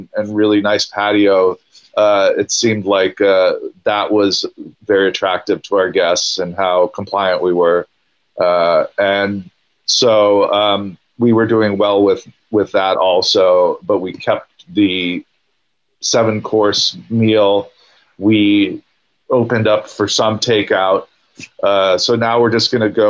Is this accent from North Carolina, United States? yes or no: no; Los Angeles, California, United States; I grew up in LA, so I'm a local boy.